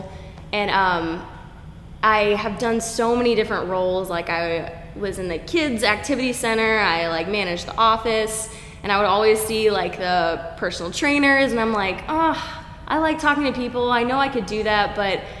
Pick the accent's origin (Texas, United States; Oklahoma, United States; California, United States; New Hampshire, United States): Oklahoma, United States; moved away as an adult; also born or lived in Florida Panhandle / Tampa, Florida; now in Jupiter, United States; I really grew up in Oklahoma.